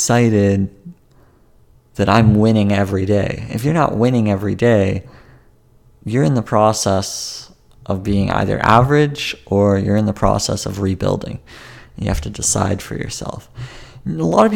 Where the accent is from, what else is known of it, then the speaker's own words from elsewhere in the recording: Vancouver, British Columbia, Canada; my hometown, which I've grown up my whole life.